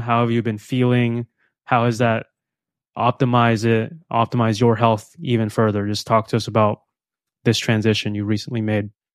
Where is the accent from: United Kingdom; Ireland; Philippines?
Philippines; moved away; I am from the Philippines, so I thrive in sun, tropical environments